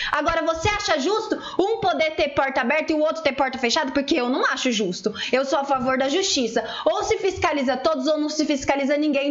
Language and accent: Portuguese; interior of São Paulo, Brazil; Nós somos aqui do interior de São Paulo